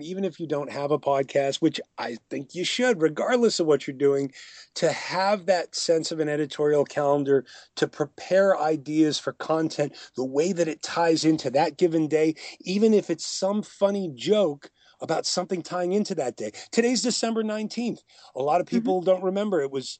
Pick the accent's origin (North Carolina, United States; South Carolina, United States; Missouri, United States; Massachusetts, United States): Massachusetts, United States; Boston; I'm from Boston, but I talked about I made a quick joke about the Cubs.